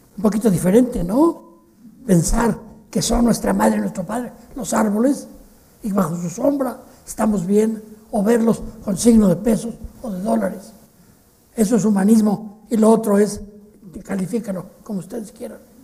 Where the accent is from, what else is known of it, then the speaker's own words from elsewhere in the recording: Mexico; En México hablamos un poco así, los mexicanos no hablamos como los españoles